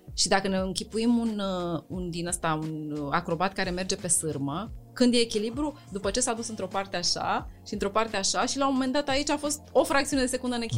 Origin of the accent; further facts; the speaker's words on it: Romania; noi ca români